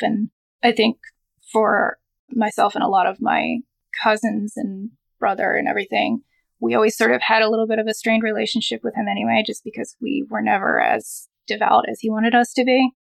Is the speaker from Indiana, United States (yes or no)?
no; Philadelphia, Pennsylvania, United States; I was born in Philadelphia, Pennsylvania, I'm raised in a Jewish family. We grew up